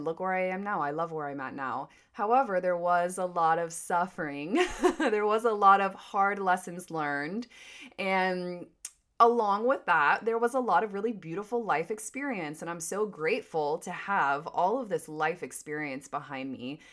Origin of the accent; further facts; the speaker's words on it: Wilmington, North Carolina, United States; moved away as an adult; also born or lived in California; Wilmington, North Carolina is my hometown